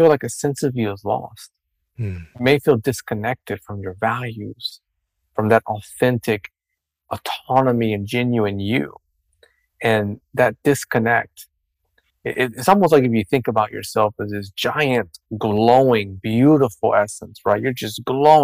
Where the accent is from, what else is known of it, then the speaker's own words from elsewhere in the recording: Dominican Republic; I come from a Hispanic culture. I was born and raised in Dominican Republic.